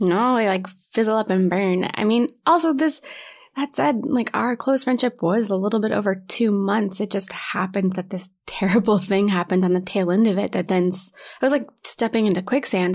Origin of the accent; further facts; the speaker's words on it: Knoxville, Tennessee, United States; moved away as an adult; also born or lived in Ohio; now in New York, United States; I'm originally from Knoxville, Tennessee.